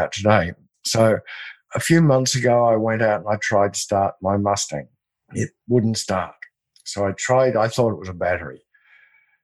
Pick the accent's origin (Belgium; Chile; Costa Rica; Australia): Australia; I'm Australian